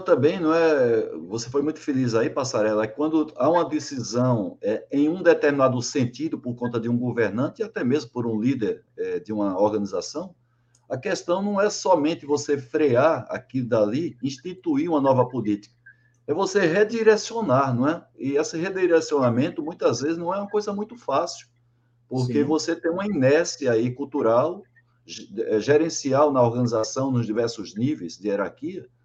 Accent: João Pessoa, Paraíba, Brazil; now in São Caetano do Sul, Brazil; lá de João Pessoa, minha terra, Paraíba

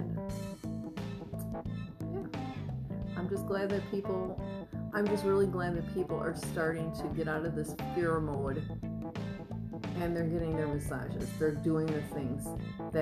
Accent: Wisconsin, United States; moved away; I'm from Wisconsin, so yeah, the winters are fucking awful there

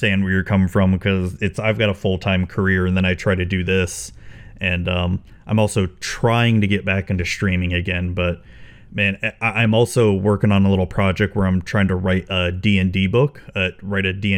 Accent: Spring Hill, Florida, United States; my hometown has grown considerably over the years

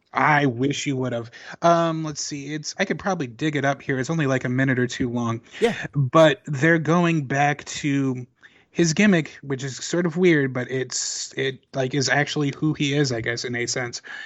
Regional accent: Chicago, Illinois, United States; I'm from Chicago, but I've spent time in Southern Illinois

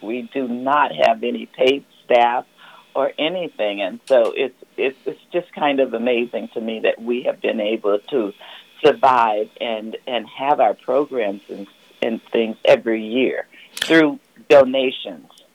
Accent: Louisiana, United States; now in Petaluma, United States; I grew up in Louisiana

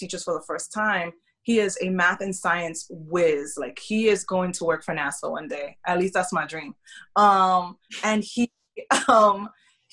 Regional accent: New York City, New York, United States; moved away as an adult; also born or lived in Kentucky / Tennessee / North Carolina; now in Tampa, United States; I grew up in New York City

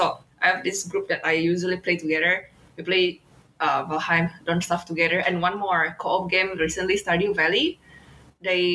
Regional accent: Indonesia; it reminds me of this from my home country

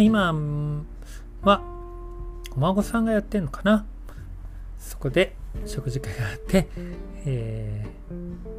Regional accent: Yokohama, Kanagawa, Japan; moved away; 実家の用事で横浜に帰ることになった

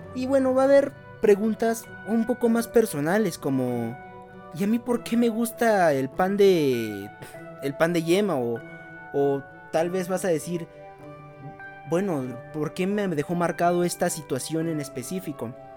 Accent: Veracruz, Mexico; crecí en Veracruz

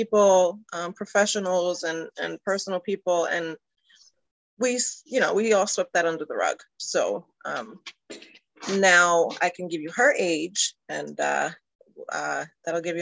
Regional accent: New York City, New York, United States; moved away as an adult; also born or lived in Delaware County, Pennsylvania; I'm originally from New York City

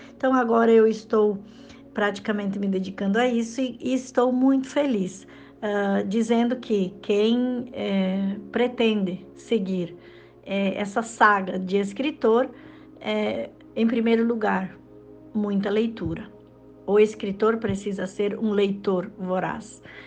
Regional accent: Rio Grande do Sul, Brazil; moved away as an adult; also born or lived in Mato Grosso / Sinop; now in Lucas do Rio Verde, Brazil; eu sou gaúcha, sou do Rio Grande do Sul e há 10 anos morando em Mato Grosso

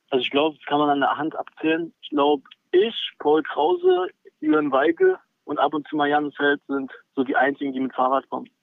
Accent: Senftenberg, Brandenburg, Germany; also born or lived in Lauchhammer; ich bin da nur geboren. Ich würde mich sonst als Senftenberger bezeichnen.

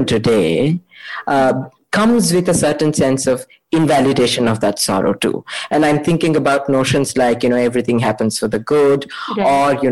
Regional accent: Mysore, Karnataka, India; I'm from Mysore

